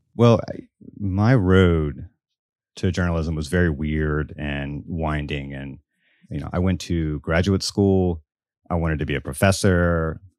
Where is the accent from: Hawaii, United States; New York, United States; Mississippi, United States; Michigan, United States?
Mississippi, United States; Biloxi; I grew up in Biloxi, Mississippi, all the way down on the Gulf Coast.